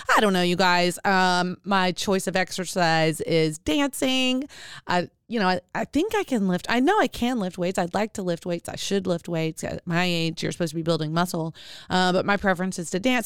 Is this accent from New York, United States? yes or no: no; Arkadelphia, Arkansas, United States; I was born in Arkansas, Arkadelphia, Arkansas.